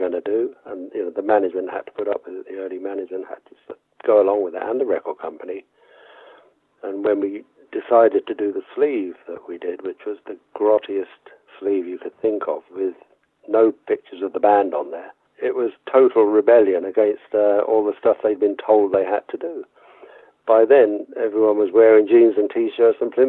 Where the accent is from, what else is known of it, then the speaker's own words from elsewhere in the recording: Basingstoke, South East England, United Kingdom; I used to play in folk and blues clubs in Basingstoke, in my hometown, when I was a teenager